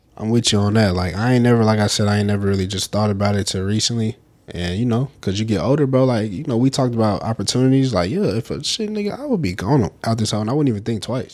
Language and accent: English; the South, United States; we from the South